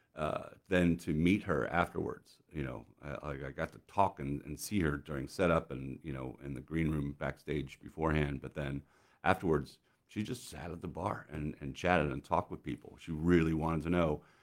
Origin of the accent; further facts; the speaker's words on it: United States; a 17 year old American kid